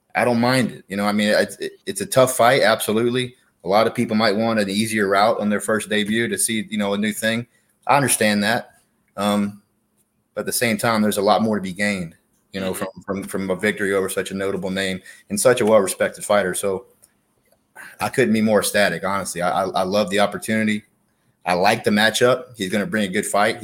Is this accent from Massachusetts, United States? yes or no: no; Slidell, Louisiana, United States; I'm from Slidell, Louisiana